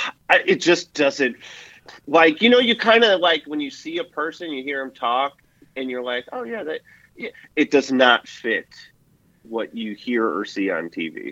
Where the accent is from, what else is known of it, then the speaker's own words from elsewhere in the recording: Wisconsin, United States; I'm from Wisconsin.